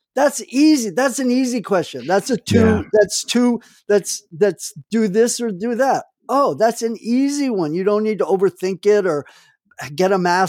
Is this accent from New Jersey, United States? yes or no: yes; New Jersey, United States; I grew up 20 miles in New Jersey from New York, and worked in Wall Street in my summer jobs when I was in a teenager.